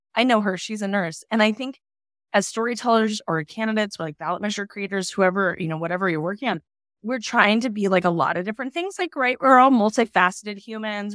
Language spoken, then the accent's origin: English; Palmer, Alaska, United States; also born or lived in Oregon; now in Portland, United States; I grew up in Alaska in a little town called, in Alaska called Palmer, Alaska